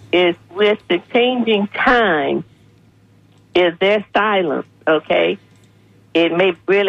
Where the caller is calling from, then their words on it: Plant City, Florida, United States; calling from Plant City.